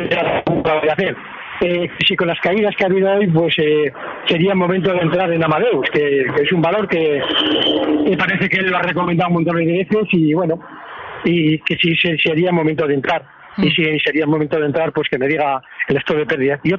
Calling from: Pamplona, Navarre, Spain; Sí, Javier, buenas tardes.

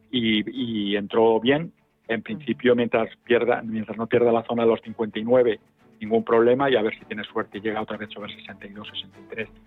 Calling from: Madrid, Community of Madrid, Spain; llamo de Madrid.

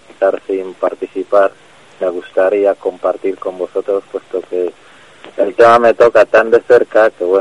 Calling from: Madrid, Community of Madrid, Spain; Eh, soy un vecino de Madrid.

